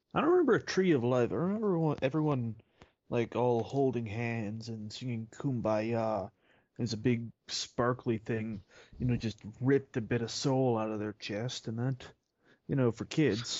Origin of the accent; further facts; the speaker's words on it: Canada; I am Canadian